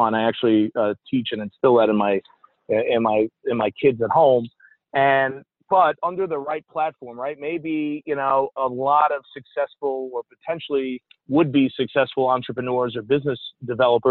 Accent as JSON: {"language": "English", "town": "New York City", "region": "New York", "country": "United States", "tie": "born or raised there", "also_born_or_lived": "Texas", "moved": "as an adult", "said": "I grew up in Staten Island, New York"}